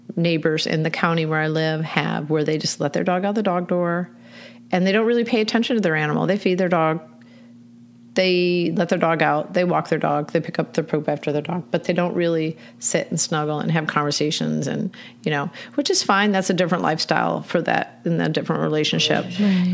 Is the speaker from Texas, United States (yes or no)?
no; Michigan, United States; moved away as an adult; now in Baltimore, United States; I am from Michigan. I moved here to Baltimore in 1989